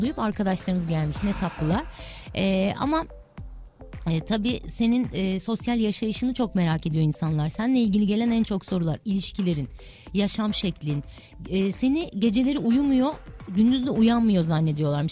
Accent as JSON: {"language": "Turkish", "region": "Istanbul", "country": "Turkey", "tie": "born or raised there", "said": "Anadolu yakasında doğdum, büyüdüm."}